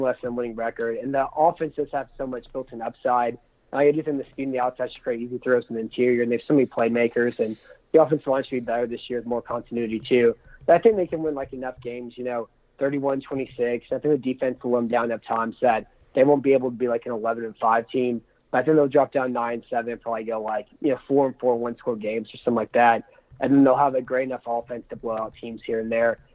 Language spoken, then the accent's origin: English; San Antonio, Texas, United States; I'm from uh, San Antonio